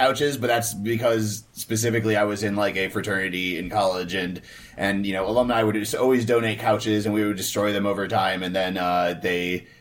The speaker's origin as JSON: {"language": "English", "town": "Atlanta", "region": "Georgia", "country": "United States", "said": "I'm from Atlanta."}